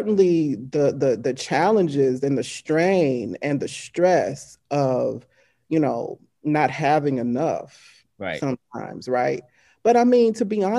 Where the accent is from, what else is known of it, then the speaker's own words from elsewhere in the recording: Shreveport, Louisiana, United States; moved away as an adult; also born or lived in New Orleans, Louisiana / Baton Rouge, Louisiana; where I was born, Shreveport, Louisiana, Caddo Parish